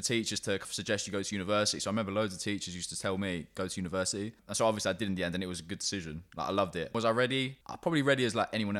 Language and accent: English; London, United Kingdom; So yeah, so I grew up in North London, stayed there until I was 18, then went to Sussex, moved back to London for a year, then moved to Brighton for a couple of years, and then moved back to London last year.